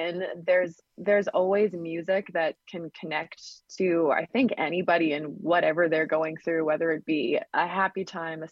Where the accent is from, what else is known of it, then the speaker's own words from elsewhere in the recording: Saskatchewan, Canada; I played at lots of just showcases and talent shows around my hometown and province. I'm in Canada, Saskatchewan